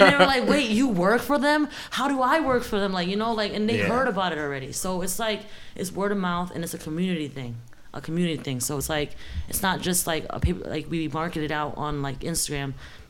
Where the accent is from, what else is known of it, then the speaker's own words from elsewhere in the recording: Bridgeport, Connecticut, United States; Connecticut too. I'm from Bridgeport, Connecticut, though.